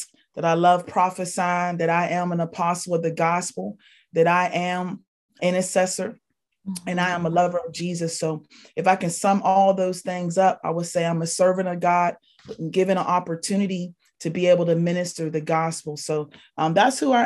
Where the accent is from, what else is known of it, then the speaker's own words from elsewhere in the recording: Pittsburgh, Pennsylvania, United States; also born or lived in Tallahassee, Florida; I'm originally born and raised in Pittsburgh, Pennsylvania